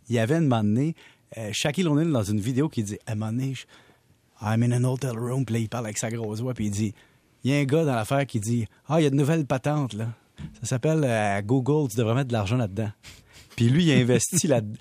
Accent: Salaberry-de-Valleyfield, Quebec, Canada; on vient de Valleyfield

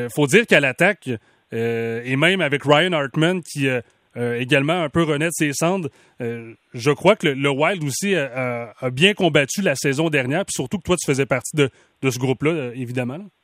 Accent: Mauricie, Quebec, Canada; ma région natale, la Mauricie

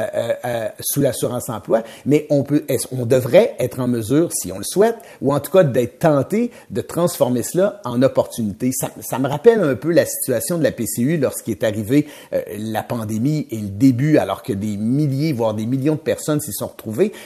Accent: Trois-Rivières, Quebec, Canada; Moi, je viens de Trois-Rivières

